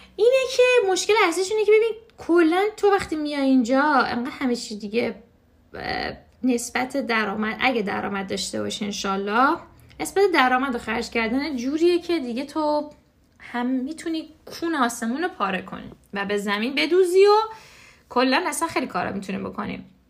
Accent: Iran; moved away; تو خود ایران دیگه ما همه همه بزرگ شده ایرانیم

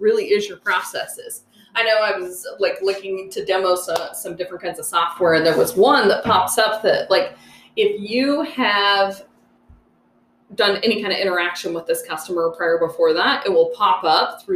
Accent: Wyoming, United States; moved away; I grew up in Wyoming

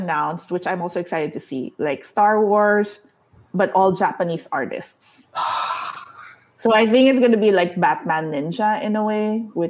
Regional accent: Philippines; you and I grew up in the Philippines

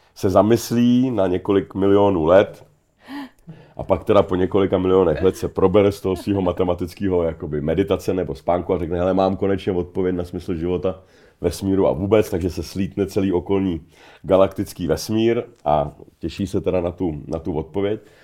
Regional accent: Czechia; jsem sám sebou, jako Čech

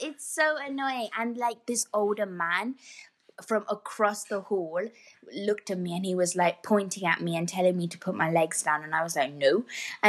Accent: India; we're all from India.

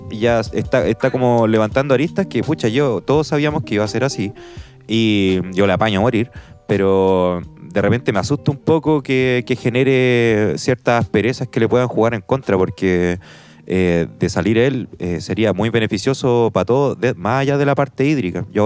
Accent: Chile

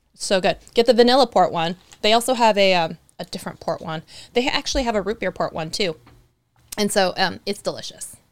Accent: Eastern Washington, United States; Eastern Washington, where, you know, um, my hometown is

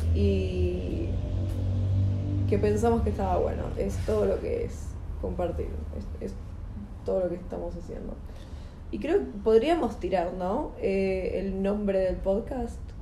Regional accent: Buenos Aires Province, Argentina; somos de provincia de Buenos Aires

